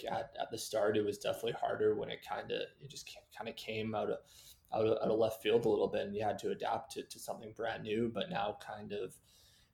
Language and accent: English; Vancouver, British Columbia, Canada; kind of grew up in here in Vancouver area.